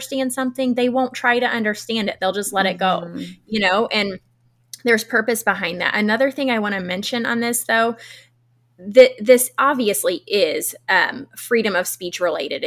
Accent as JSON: {"language": "English", "country": "United States", "tie": "born or raised there", "said": "I'm born and raised in America"}